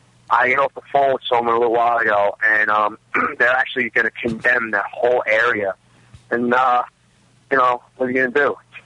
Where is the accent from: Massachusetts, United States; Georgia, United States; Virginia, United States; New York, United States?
New York, United States; Staten Island; Staten Island, and I'm from, obviously, Staten Island